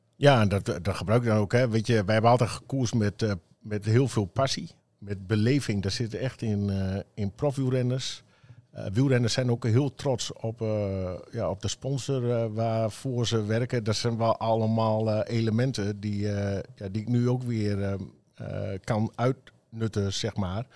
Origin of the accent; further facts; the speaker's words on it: Emmen, Drenthe, Netherlands; ik kom zelf uit Emmen